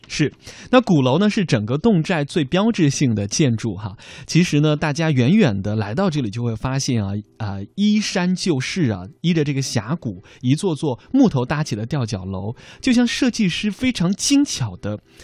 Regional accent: Xiangxi, Hunan, China; 提到我的家乡湖南的湘西的话呢，大家首先可能想到的是沈从文先生笔下的边城啊

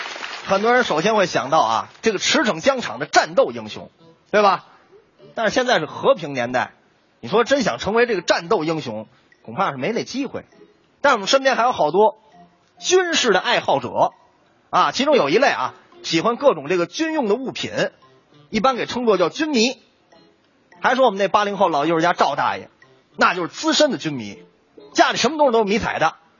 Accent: Northeast China, China; 赵老师，我跟你说，这个山炮吧，搁我们东北话就是二百五的意思。

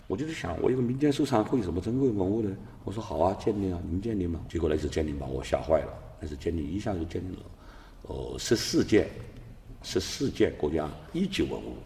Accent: China; 我们十四亿中国人

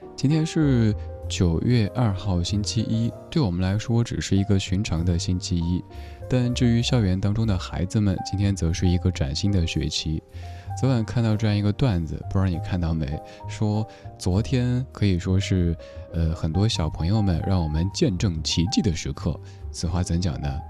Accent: Sichuan, China; accent: Sichuanese; 用我嘉年华四川话来说

